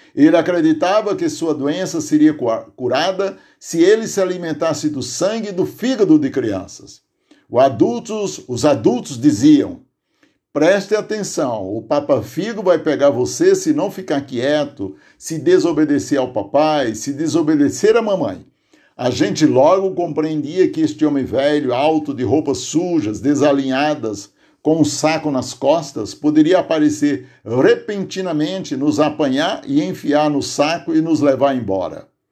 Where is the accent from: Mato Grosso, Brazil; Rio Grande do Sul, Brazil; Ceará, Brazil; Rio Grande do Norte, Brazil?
Ceará, Brazil; Aurora; now in Santo André, Brazil; minha memória de criança, lá no sítio Tipi, distrito de Aurora, onde nasci